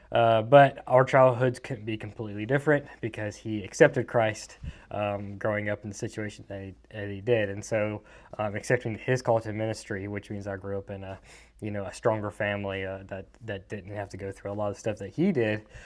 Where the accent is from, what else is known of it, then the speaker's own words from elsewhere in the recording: Mississippi, United States; also born or lived in Athens, Georgia / Raleigh, Mississippi / Columbus, Mississippi; born in Georgia, raised in Mississippi